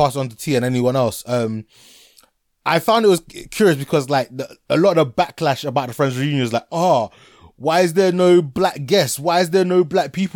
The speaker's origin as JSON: {"language": "English", "country": "Ghana", "said": "I'm from Ghana"}